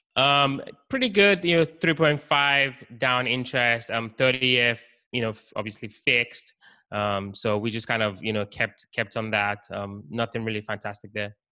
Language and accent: English; Nigeria; also born or lived in United Kingdom; now in Baltimore, United States; I was actually born in Nigeria, West Africa, and then lived in the UK for some time. So that's kind of where the accent came from